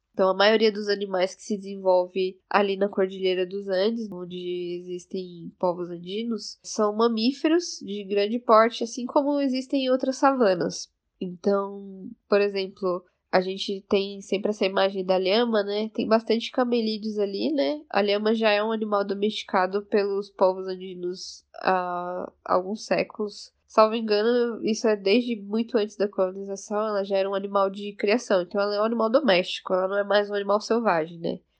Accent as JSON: {"language": "Portuguese", "region": "São Paulo", "country": "Brazil", "tie": "born or raised there", "said": "sou brasileira boliviana, nasci aqui em São Paulo, mas a minha família paterna é da etnia Quechua, do norte de Potosí"}